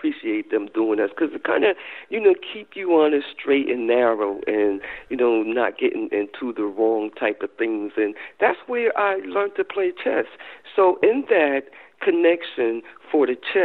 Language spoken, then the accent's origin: English; North New Jersey, United States; I grew up in North New Jersey